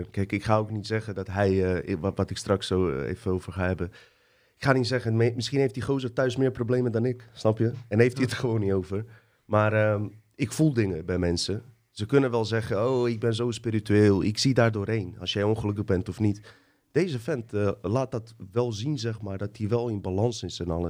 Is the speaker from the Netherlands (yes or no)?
no; Bosnia & Herzegovina; Ik ben was ik kom uit Bosnië.